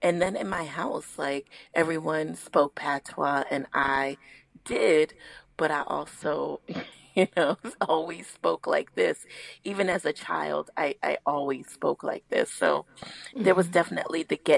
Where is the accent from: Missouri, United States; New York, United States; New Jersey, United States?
New York, United States; New York City; I am from the Northeast Bronx